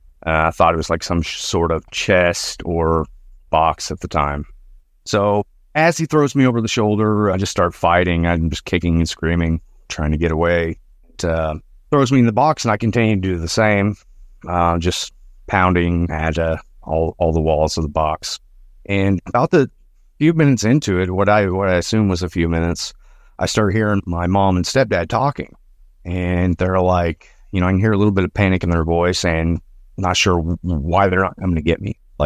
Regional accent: Arkansas, United States; So I'm from Northwest Arkansas. All these stories pretty much take place in Northwest Arkansas

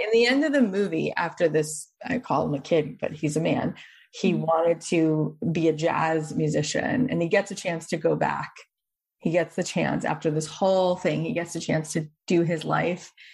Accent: Boca Raton, Florida, United States; moved away; I grew up in Boca

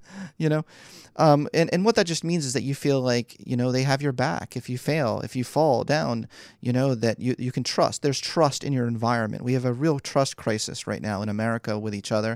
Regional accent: Philadelphia, Pennsylvania, United States; moved away as an adult; also born or lived in New York; I was born and raised in Philly.

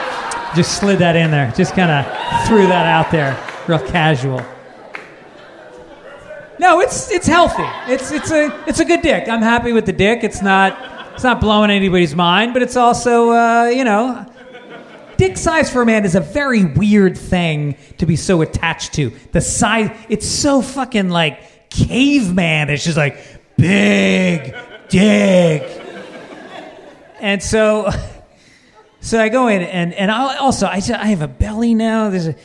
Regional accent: Ireland; I'm just Irish, I'm pasty white, like the splatterings of freckles.

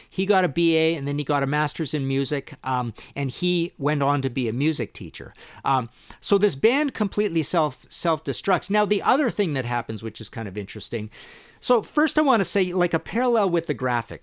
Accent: Trail, British Columbia, Canada; I grew up in Trail, B C, little town in British Columbia

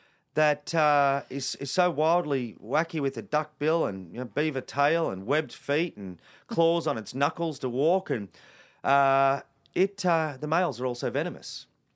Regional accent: Sydney, New South Wales, Australia; I grew up in Western Sydney, you know, 40 kilometres from where we are right now in Greystanes.

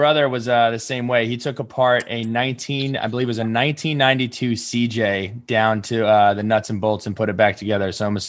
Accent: New Jersey, United States; I'm from New Jersey

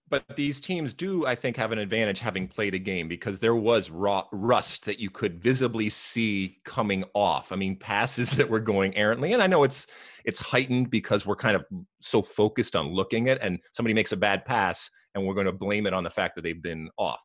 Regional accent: United States; we as American soccer fans, and in particular M L S fans

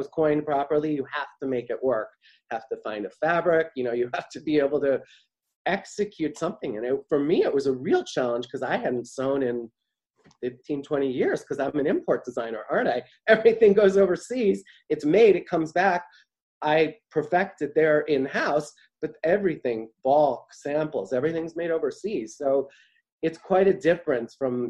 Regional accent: Midwest, United States; moved away as an adult; also born or lived in New York City; now in Ohio, United States; growing up in the Midwest

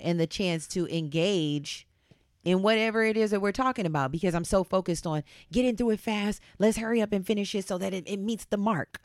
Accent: Southern California, United States; I grew up here in SoCal

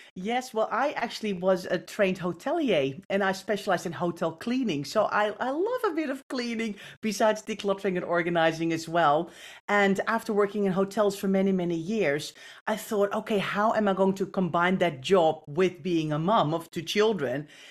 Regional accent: Netherlands; I, I grew up in the Netherlands

